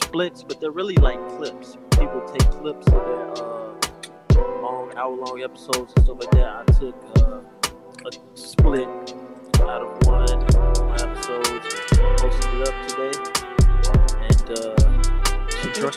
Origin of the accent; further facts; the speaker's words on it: Midwest, United States; I'm from the Midwest